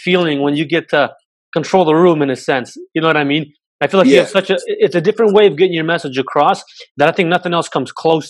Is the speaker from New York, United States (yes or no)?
no; Waterloo, Iowa, United States; also born or lived in Serbia; and I'm from Serbia. I grew up in Waterloo also. And I went to West High.